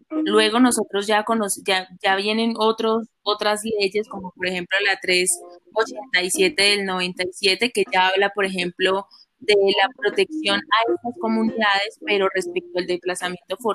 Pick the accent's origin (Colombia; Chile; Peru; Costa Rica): Colombia; las propias costumbres que uno tiene como colombiano